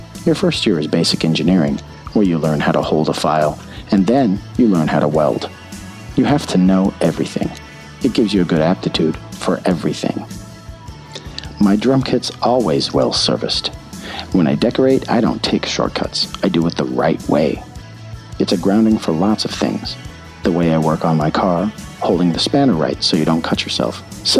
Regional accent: United Kingdom; My dad's a naturalized British citizen, and my mom's English, so I'm British.

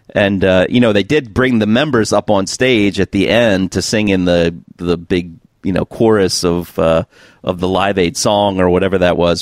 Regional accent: United States; being an American

